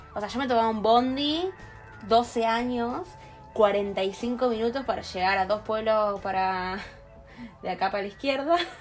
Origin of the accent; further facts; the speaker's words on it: Rosario, Santa Fe, Argentina; also born or lived in El Calafate; nací en Rosario.